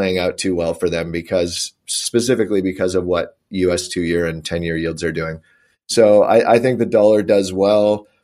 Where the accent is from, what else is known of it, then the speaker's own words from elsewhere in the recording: Canada; I'm Canadian